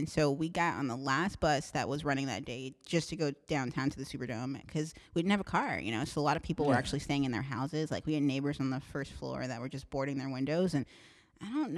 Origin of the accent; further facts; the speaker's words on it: New Orleans, Louisiana, United States; I'm from New Orleans.